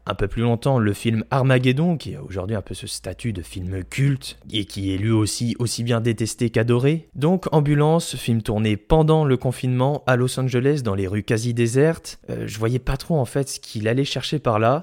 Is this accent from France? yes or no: yes; France; chez nous en France